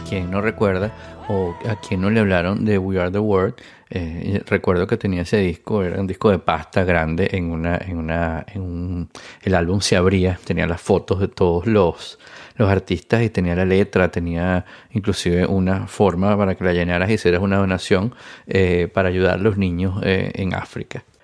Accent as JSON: {"language": "Spanish", "country": "Venezuela", "said": "siendo venezolano"}